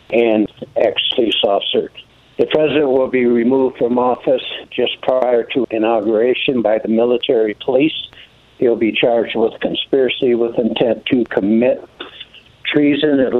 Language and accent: English; Flint, Michigan, United States; now in Pinetop, United States; I grew up in Flint, Michigan. Same time you grew up in Lansing, Michigan. Uh-huh. Um, my dad's a tool and die maker union. We had vacation property at Houghton Lake.